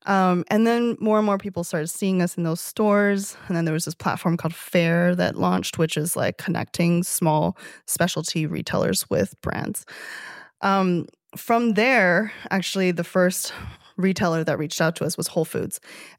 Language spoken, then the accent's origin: English; Toronto, Ontario, Canada; we're about to launch in Canada, which I'm excited about because I'm from Toronto.